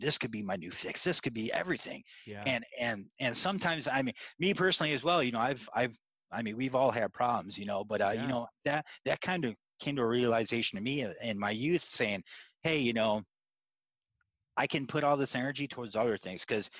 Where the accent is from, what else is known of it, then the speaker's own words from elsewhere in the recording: Iowa, United States; I grew up in Iowa